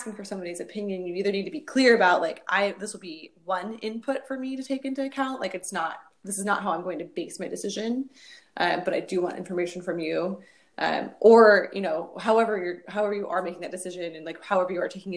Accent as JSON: {"language": "English", "region": "Pacific Northwest", "country": "United States", "said": "I'm from the Pacific Northwest"}